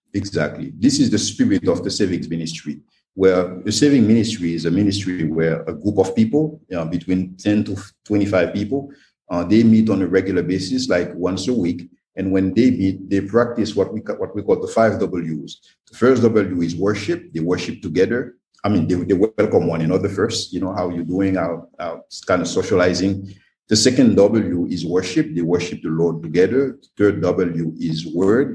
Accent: Haiti; also born or lived in Belgium / United States; I was born and raised in Haiti, yes, I was educated in Belgium, educated in the US, in other countries

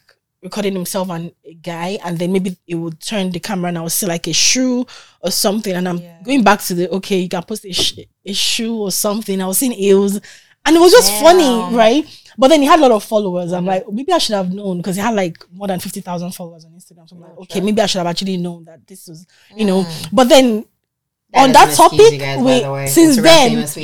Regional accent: Nigeria; now in Toronto, Canada; being a Nigerian, you know, insecure girl

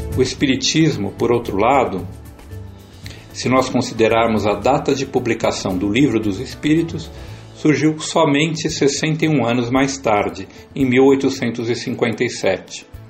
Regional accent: São Paulo, Brazil; Sou paulistano, mas de família francana

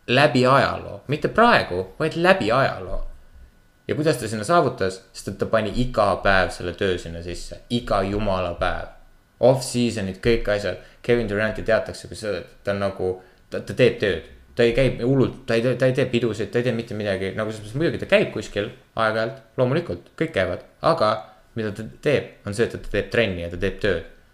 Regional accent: Kuressaare, Saare County, Estonia; ma olen Kuressaarest pärit

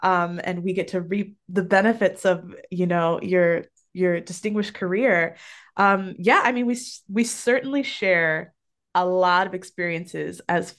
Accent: Arizona, United States; I'm originally from Arizona. So, you know, we know the landscape.

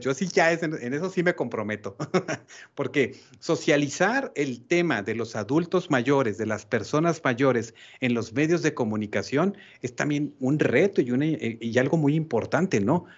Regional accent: Mexico

